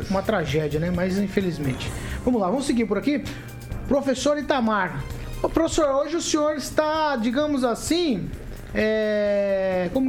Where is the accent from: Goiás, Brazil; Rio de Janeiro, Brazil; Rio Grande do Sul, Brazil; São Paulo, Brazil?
Rio de Janeiro, Brazil; moved away